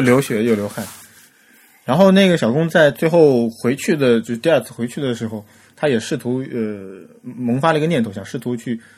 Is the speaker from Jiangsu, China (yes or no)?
no; Shanghai, China; 因为我自己是上海人，所以在语言上基本上没有任何的问题